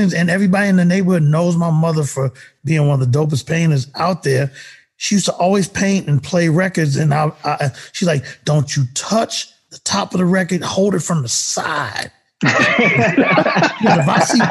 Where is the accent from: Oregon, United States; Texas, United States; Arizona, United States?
Texas, United States; I come from the Texas aspect of going to the mall. Like in high school, it's going to the mall